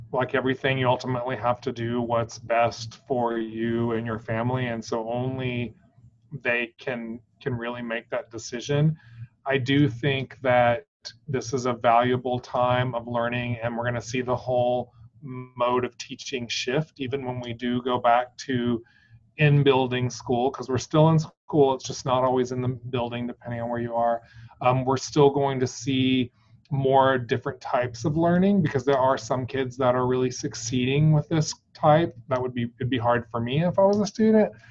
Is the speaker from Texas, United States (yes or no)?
yes; Texas, United States; moved away; also born or lived in Orlando, Florida; I'm originally from Texas. And so I um, moved back um, about 10 years ago.